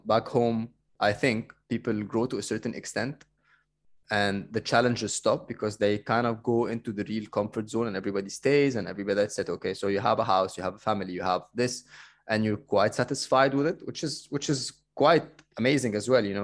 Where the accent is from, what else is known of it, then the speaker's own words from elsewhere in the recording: Cairo, Cairo Governorate, Egypt; moved away; I'm coming from Cairo